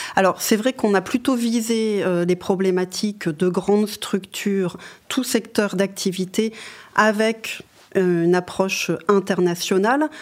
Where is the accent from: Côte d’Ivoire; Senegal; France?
France; Lorraine, Grand Est; moved away; je viens de Lorraine